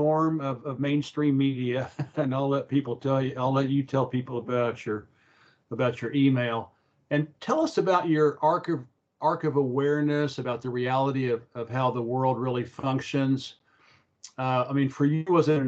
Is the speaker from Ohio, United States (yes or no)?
no; Oklahoma, United States; moved away; also born or lived in China; I grew up in Oklahoma